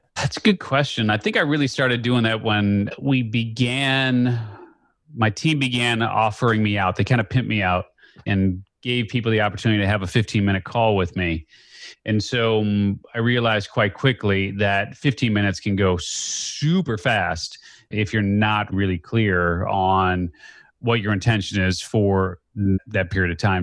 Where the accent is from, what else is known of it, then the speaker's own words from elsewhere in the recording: Skokie, Illinois, United States; I grew up just outside of Chicago. Very confusing, actually. I grew up technically in Skokie, but we were in the Evanston School District.